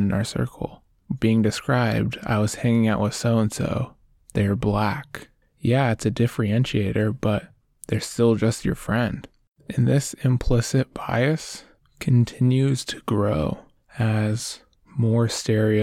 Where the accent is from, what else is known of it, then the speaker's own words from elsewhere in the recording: Oregon, United States; I grew up in Oregon